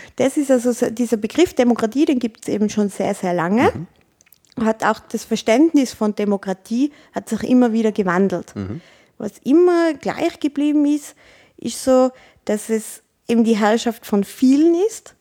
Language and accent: German; Tyrol, Austria; Als Tirolerin